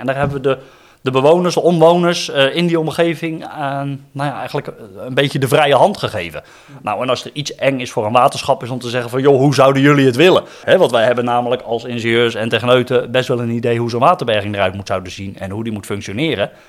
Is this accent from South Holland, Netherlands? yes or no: yes; Rotterdam, South Holland, Netherlands; ik kom dan uit Rotterdam